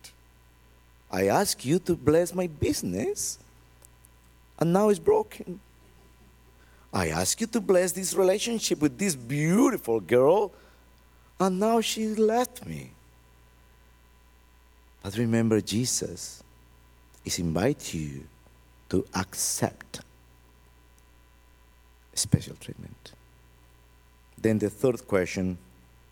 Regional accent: Colombia; English is a second language

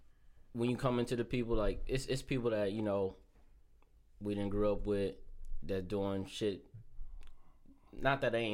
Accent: Lorain, Ohio, United States; I'm from Lorraine

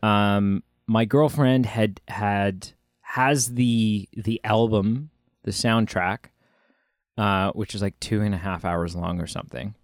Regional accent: Canada; we're Canadian

